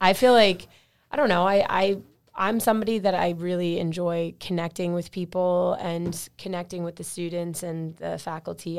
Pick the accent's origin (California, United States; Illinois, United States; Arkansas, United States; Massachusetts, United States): Massachusetts, United States; Millis; I grew up in Millis pretty much my entire life. Uh, I think my family, we moved here when I was, like, three